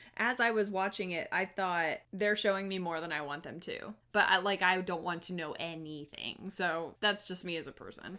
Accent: the South, United States; accent: southern; my southern accent comes out

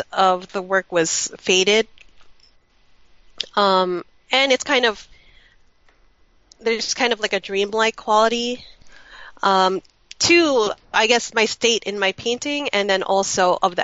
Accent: United States; born or raised there

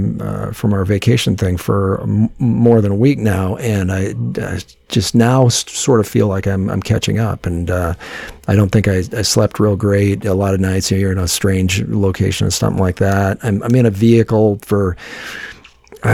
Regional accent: Midwest, United States; also born or lived in Los Angeles; now in Cedar Rapids, United States; being a Midwesterner

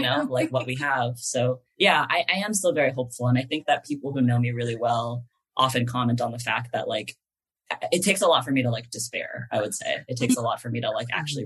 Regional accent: East Bay, California, United States; moved away as an adult; now in Los Angeles, United States; I grew up in the East Bay

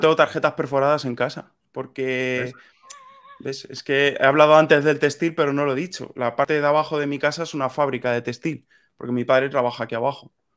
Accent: Sonseca, Castilla-La Mancha, Spain; moved away as an adult; also born or lived in Madrid / Italy; yo soy de un pueblecito de, Toledo, se llama Sonseca

